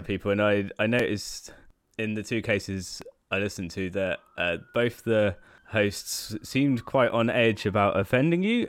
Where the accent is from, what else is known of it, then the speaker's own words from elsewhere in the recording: near Oxford, South East England, United Kingdom; now in Brighton, United Kingdom; I live in Brighton now, but I was originally from near Oxford